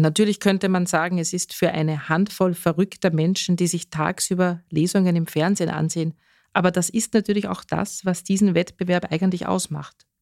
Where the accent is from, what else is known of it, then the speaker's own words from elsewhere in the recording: Carinthia, Austria; bei uns in Kärnten